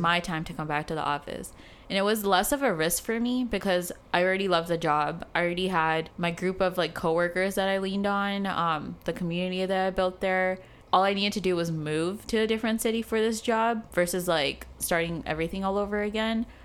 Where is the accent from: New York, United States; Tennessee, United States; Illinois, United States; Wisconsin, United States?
Illinois, United States; Chicago; moved away as an adult; also born or lived in South Africa; now in San Francisco, United States; in Chicago, I didn't grow up having kind of like a identity crisis